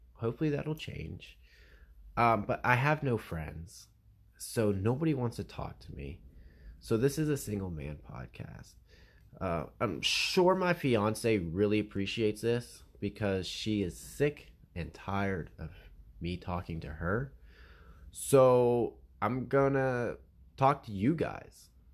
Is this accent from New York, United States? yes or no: no; Pennsylvania, United States; I'm from Pennsylvania